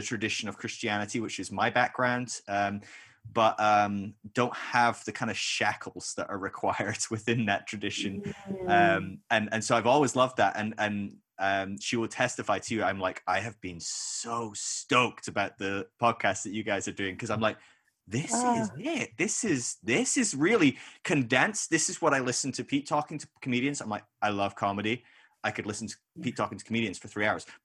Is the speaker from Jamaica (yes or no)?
no; United Kingdom; I'm British